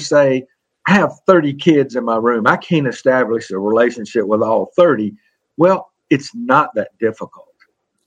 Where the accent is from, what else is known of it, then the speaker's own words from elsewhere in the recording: the South, United States; I'm from the South